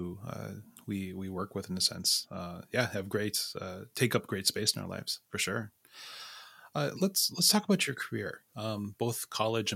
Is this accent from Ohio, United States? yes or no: no; Sisseton, South Dakota, United States; I grew up on a reservation. I'm from Sisseton